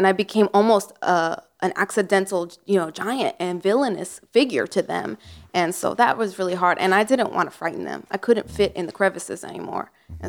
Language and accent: English; Staten Island, New York, United States; Yeah, I'm from Staten Island, so that's what it is.